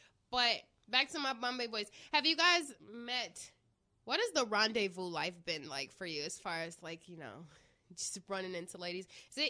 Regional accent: Midwest, United States; I'm from the Midwest

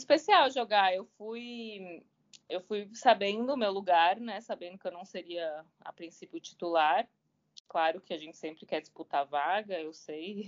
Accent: São Paulo, Brazil; moved away as an adult; also born or lived in Belo Horizonte; now in Rio de Janeiro, Brazil; eu sou paulistana, sou de São Paulo, capital

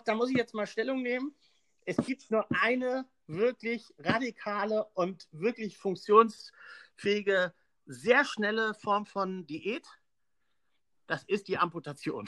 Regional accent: Pönitz, Schleswig-Holstein, Germany; moved away as an adult; also born or lived in Bad Oldesloe; now in Kiel, Germany; aufgewachsen bin ich in Pönitz

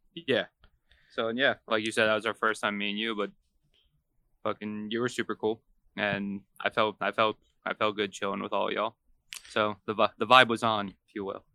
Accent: Long Island, New York, United States; moved away as an adult; also born or lived in Savannah, Georgia; now in Florida, United States; I'm from Long Island originally. Uh, I lived there until I was about twenty-two, twenty-three

